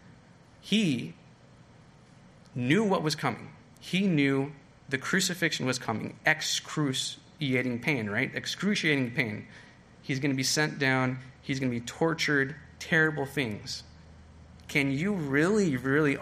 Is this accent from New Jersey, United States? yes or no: no; California, United States; moved away; I'm from California